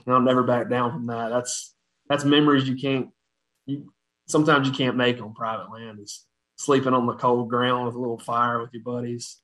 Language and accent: English; Batesville, Mississippi, United States; I was born in a town called Batesville, or that's where I grew up, Batesville, Mississippi